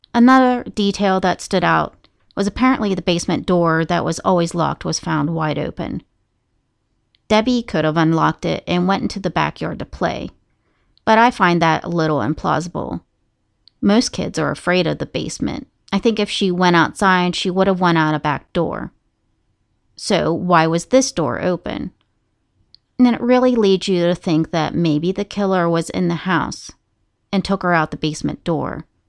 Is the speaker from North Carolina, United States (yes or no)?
no; Moundsville, West Virginia, United States; Moundsville State Penitentiary, which is my hometown